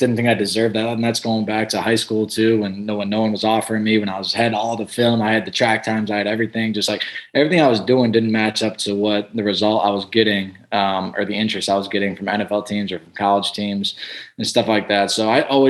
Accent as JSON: {"language": "English", "town": "Chicago", "region": "Illinois", "country": "United States", "tie": "born or raised there", "also_born_or_lived": "Bowling Green, Ohio", "moved": "as an adult", "lives_now": "Tampa, United States", "said": "where I grew up in Chicago"}